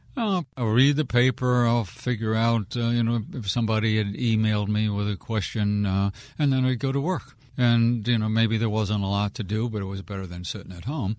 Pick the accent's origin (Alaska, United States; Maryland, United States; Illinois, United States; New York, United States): Maryland, United States; Wheaton; I'm a born and raised Wheaton kid, so people around here would know where Wheaton was.